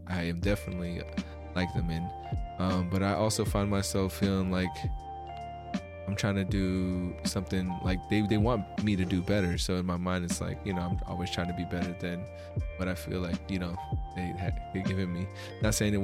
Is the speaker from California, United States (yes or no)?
yes; California, United States; we're both from California, living in multicultural areas